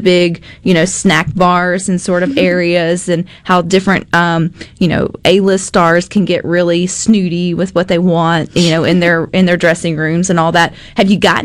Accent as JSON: {"language": "English", "region": "Southern", "country": "United States", "accent": "Southern"}